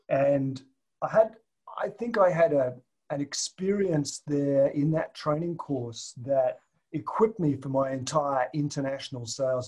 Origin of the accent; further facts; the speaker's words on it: Tasmania, Australia; moved away as an adult; I grew up in Tasmania, which is an island oh. to the south of Australia.